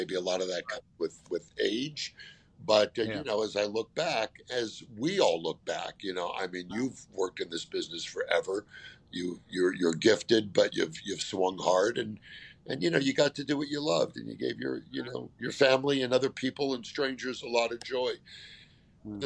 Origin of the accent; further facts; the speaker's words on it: California, United States; I grew up in California